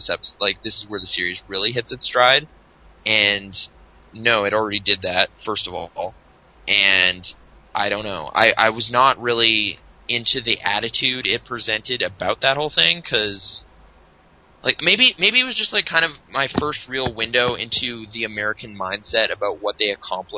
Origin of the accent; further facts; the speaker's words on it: Canada; being Canadian